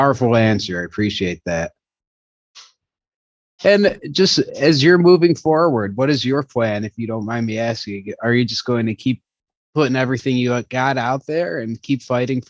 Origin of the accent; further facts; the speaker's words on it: Illinois, United States; now in California, United States; I'm actually from Illinois